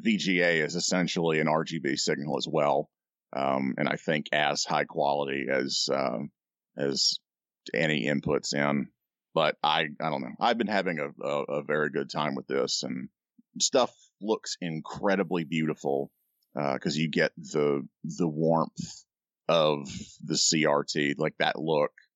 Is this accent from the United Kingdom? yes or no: yes; United Kingdom; I'm British